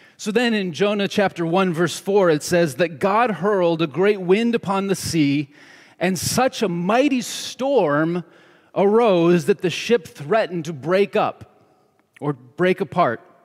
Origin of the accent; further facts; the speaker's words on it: New York, United States; moved away as an adult; also born or lived in Seattle; now in Southern California, United States; when I was a kid growing up in New York State